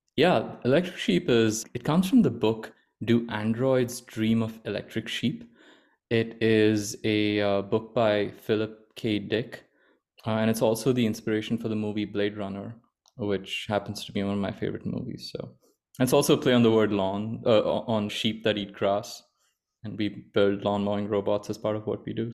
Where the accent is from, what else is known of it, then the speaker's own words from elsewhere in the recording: Mumbai, Maharashtra, India; moved away as an adult; also born or lived in Stanford, California / Washington, D.C. / Virginia; I grew up in India. without, uh, in, in Bombay